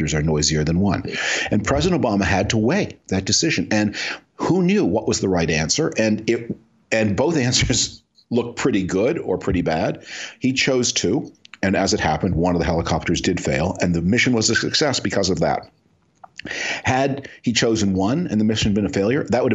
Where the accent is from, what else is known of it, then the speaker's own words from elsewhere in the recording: Canada; now in United States; I'm originally from Canada.